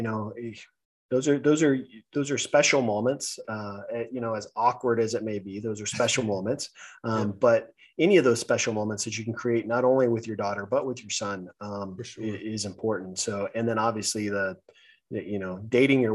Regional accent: California, United States; I'm born and raised in California.

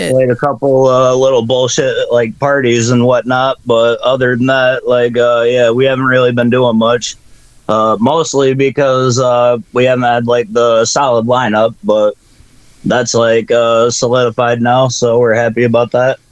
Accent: Battle Creek, Michigan, United States; we're from Battle Creek, Michigan, uh, which is known for Kellogg's

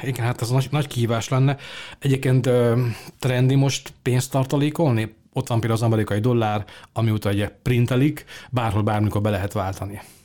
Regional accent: Hungary; mi magyarok

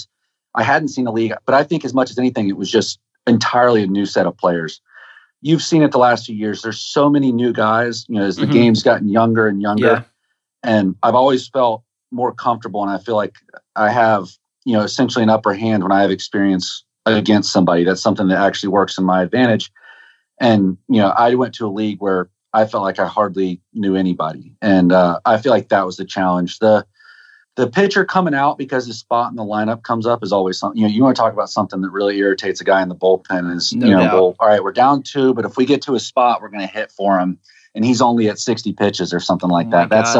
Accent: Florida, United States; moved away; I'm from Florida

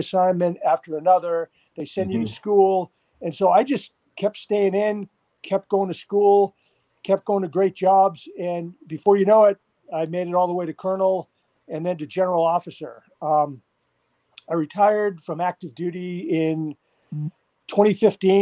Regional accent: Holbrook, Massachusetts, United States; moved away as an adult; also born or lived in West Germany; I grew up in Holbrook, Massachusetts, just a little bit outside of Boston

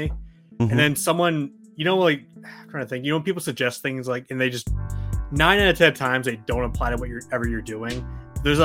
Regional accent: New Hampshire, United States; now in Maine, United States; I'm from New Hampshire. I live mm-hmm. in Maine currently

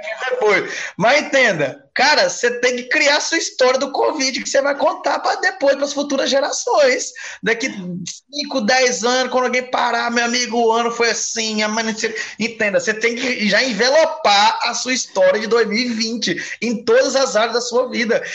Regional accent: Minas Gerais, Brazil; moved away; also born or lived in Ponta Negra; eu sou mineiro

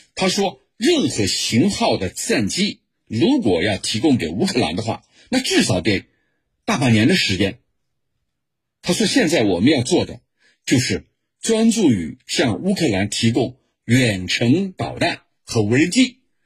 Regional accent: China; 在我们中国人看来是什么呢？

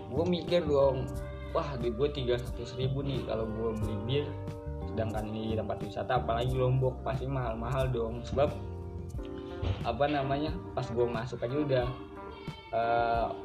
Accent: Jakarta, Indonesia; gue dari Jakarta bang gue backpacker

